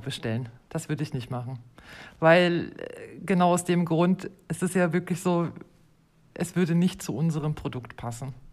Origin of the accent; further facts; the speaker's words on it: Germany; moved away as an adult; now in Switzerland; ich bin ursprünglich aus Deutschland und lebe seit fast acht Jahren in der Schweiz